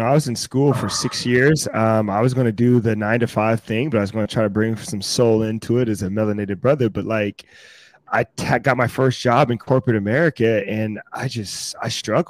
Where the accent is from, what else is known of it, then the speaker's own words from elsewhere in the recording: Fayetteville, North Carolina, United States; No, I'm originally from Fayetteville, North Carolina, which is my dad was based in Fort Bragg. So that's why I was born there.